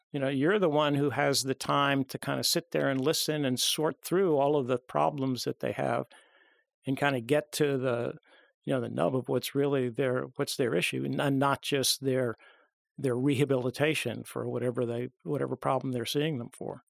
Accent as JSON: {"language": "English", "area": "Long Island", "region": "New York", "country": "United States", "tie": "born or raised there", "said": "I grew up on Long Island"}